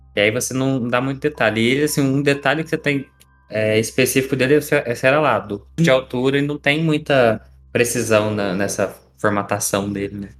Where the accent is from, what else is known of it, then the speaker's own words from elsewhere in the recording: Minas Gerais, Brazil; um bom mineiro